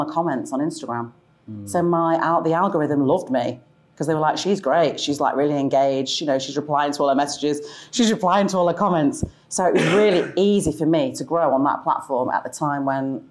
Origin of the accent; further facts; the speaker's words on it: Sale, North West England, United Kingdom; moved away as an adult; now in South of England, United Kingdom; I grew up in quite a modest, kind of humble council house in Sale